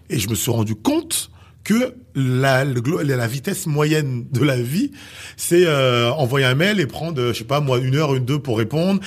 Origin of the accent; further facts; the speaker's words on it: Haiti; intrinsèquement, je suis haïtien